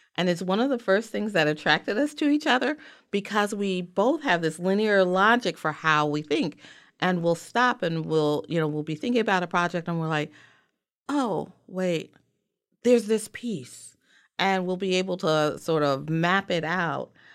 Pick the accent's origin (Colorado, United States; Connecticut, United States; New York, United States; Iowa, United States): New York, United States; New York City; I am African-American from the South Bronx. and actually born at Weill